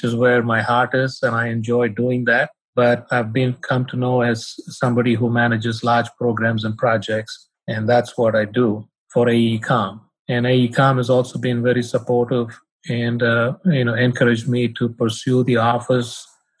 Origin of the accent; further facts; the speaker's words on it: Chennai, Tamil Nadu, India; moved away as an adult; also born or lived in Lubbock, Texas / Salt Lake City, Utah; now in United States; I was born and raised in India